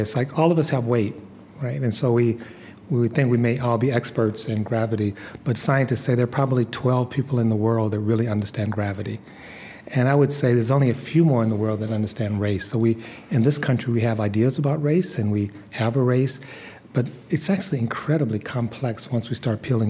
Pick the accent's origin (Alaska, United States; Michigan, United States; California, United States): Michigan, United States; Detroit; I grew up in Detroit